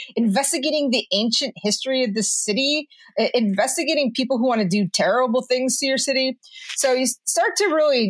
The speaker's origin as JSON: {"language": "English", "town": "Detroit", "region": "Michigan", "country": "United States", "said": "I'm originally from Detroit"}